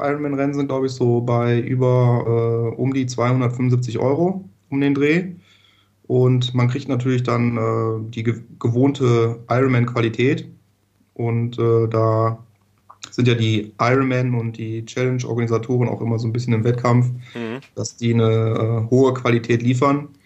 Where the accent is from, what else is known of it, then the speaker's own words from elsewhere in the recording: Düsseldorf, North Rhine-Westphalia, Germany; also born or lived in Hamburg; ich komme aus Düsseldorf